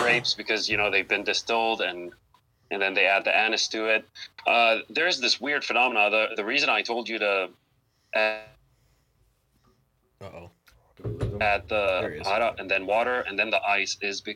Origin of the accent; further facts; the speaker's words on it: Beirut, Beirut Governorate, Lebanon; moved away as an adult; now in Cleveland, United States; I was born in Cleveland, but I was raised in Beirut, Lebanon. You know, I grew up over there, spent all of my adult years and childhood over there